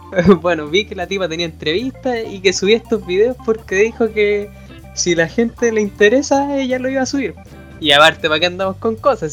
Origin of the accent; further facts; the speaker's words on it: Chile; como buen chileno